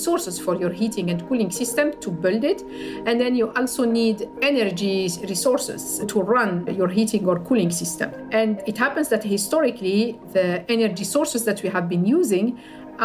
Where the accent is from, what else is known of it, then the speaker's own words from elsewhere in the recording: Algiers, Algiers Province, Algeria; moved away; I grew up in Algiers, in the capital city